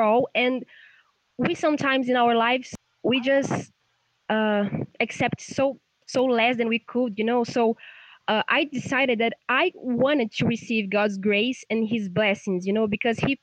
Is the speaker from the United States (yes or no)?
no; São Paulo, Brazil; English is a second language; I'm from Brazil, São Paulo.